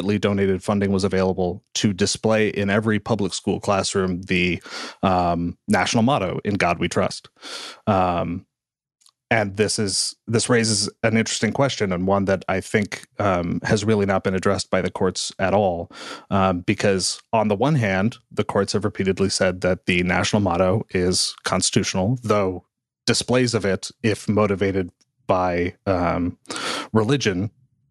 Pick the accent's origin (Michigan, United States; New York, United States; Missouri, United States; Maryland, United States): Missouri, United States; I'm from Missouri